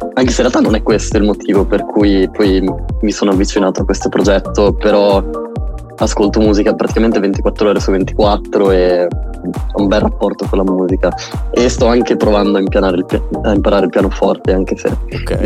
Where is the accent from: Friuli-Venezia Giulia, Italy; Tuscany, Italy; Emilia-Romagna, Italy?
Emilia-Romagna, Italy; noi emiliano romagnoli